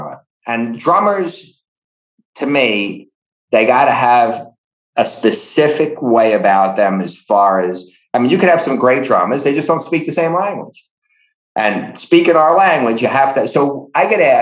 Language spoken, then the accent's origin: English; New York City, New York, United States; my history growing up in Canarsie